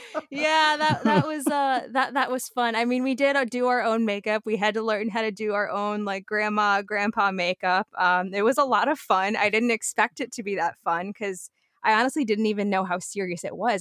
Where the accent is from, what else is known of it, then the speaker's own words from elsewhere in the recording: Coral Springs, Florida, United States; also born or lived in Arizona; now in Daytona, United States; born and raised in South Florida, Coral Springs, actually